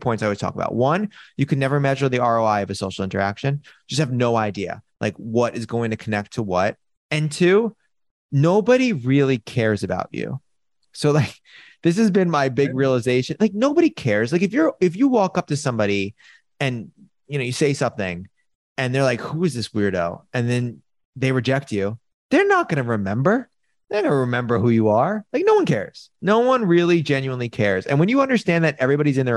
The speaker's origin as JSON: {"language": "English", "town": "New York City", "region": "New York", "country": "United States", "tie": "born or raised there", "said": "I was born and raised in New York City"}